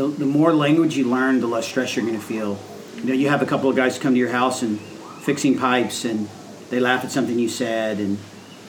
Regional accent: United States; moved away as an adult; as an American

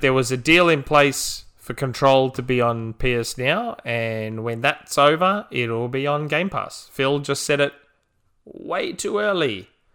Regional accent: Australia; as an Australian

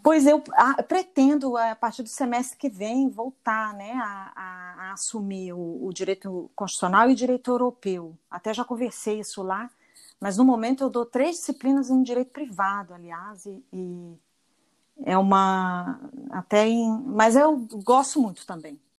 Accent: Brasília, Federal District, Brazil; moved away as an adult; now in Berlin, Germany; eu sou de Brasília

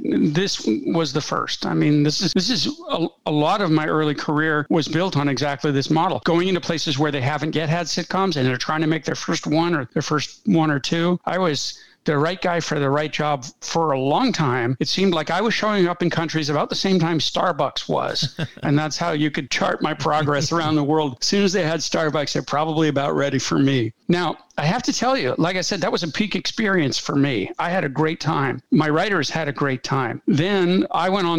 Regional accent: United States; I grew up in America in the 1960s

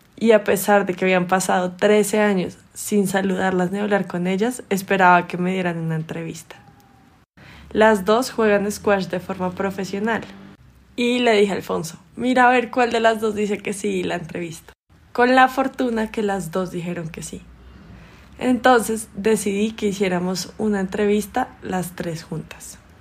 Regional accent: Bogotá, Colombia; moved away as an adult; also born or lived in Hartford, Connecticut, United States; Tengo 31 años y soy de Bogotá

